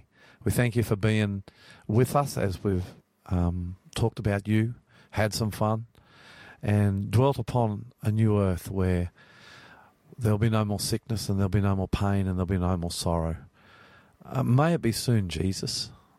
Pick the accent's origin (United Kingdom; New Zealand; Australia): Australia; I'm the Aussie pastor.